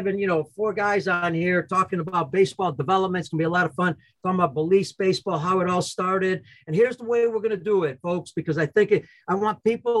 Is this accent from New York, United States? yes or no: no; Chicago, Illinois, United States; I'm from Chicago and I grew up here.